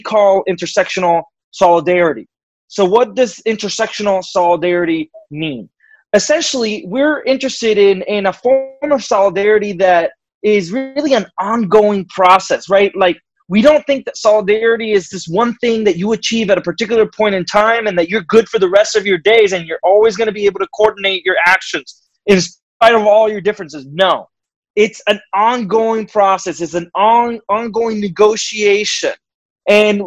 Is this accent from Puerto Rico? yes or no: yes; Puerto Rico; moved away as an adult; now in United States; I'm Puerto Rican. I was born and raised in Puerto Rico and lived there until I moved to the United States to do my graduate work.